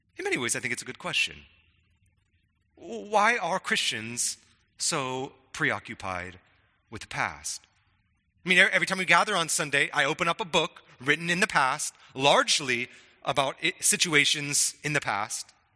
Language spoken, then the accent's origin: English; Spokane, Washington, United States; when I was young, growing up in Spokane